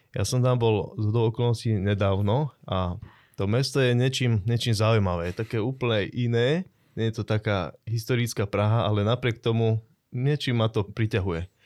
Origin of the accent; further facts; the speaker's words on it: Trenčín, Trenčín Region, Slovakia; aj keď pochádzam z Trenčína